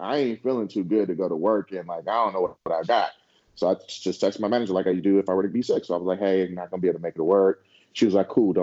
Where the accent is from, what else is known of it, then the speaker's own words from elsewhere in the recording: San Francisco Bay Area, California, United States; moved away; we're from the Bay Area. Like, we're born and raised in San Francisco, Oakland